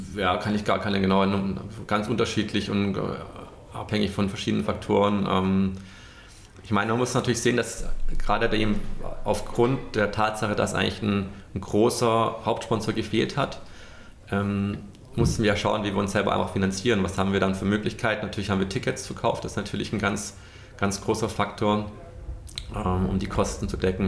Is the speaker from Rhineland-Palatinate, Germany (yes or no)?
no; Stuttgart, Baden-Württemberg, Germany; now in Munich, Germany; Stuttgart, mein, mein Heimatort